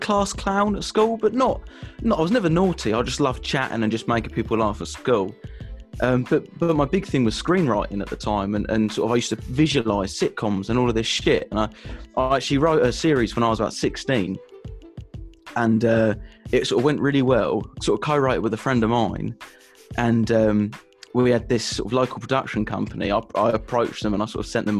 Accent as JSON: {"language": "English", "region": "England", "country": "United Kingdom", "said": "I'm English."}